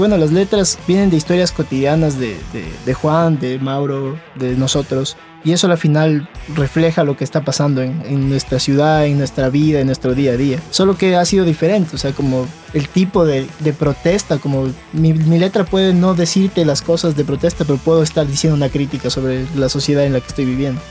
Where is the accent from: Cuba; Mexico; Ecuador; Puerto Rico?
Ecuador; Venimos desde Ecuador